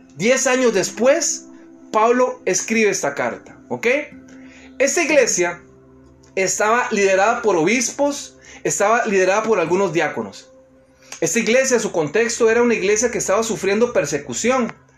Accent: Costa Rica; moved away; trabajando en mi país, allá en Costa Rica

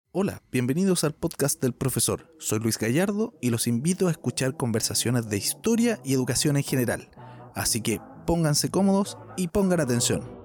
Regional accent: Chile

